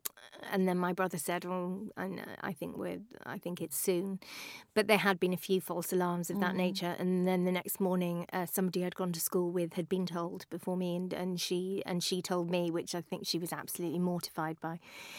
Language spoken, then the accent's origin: English; United Kingdom; Also, we're British